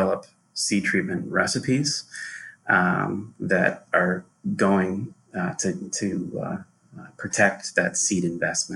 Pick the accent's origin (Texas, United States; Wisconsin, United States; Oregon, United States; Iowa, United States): Iowa, United States; Johnston; I grew up in Johnston, Iowa, and went to Henry A. Wallace Elementary School